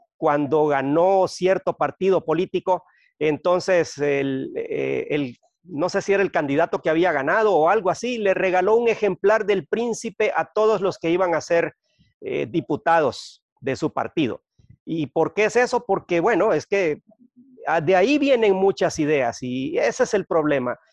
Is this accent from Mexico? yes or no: no; Honduras; also born or lived in Guatemala City, Guatemala; soy hondureño, eh, viví muchos años en Guatemala